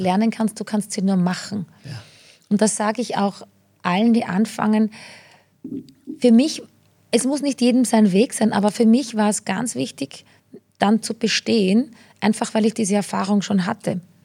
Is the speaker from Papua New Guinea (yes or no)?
no; rural Lower Austria, Austria; now in Vienna, Austria; als kleines Landei